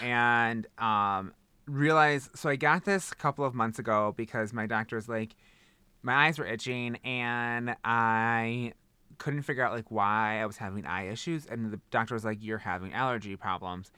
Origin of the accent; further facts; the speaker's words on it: Wisconsin, United States; I say bag because I'm from Wisconsin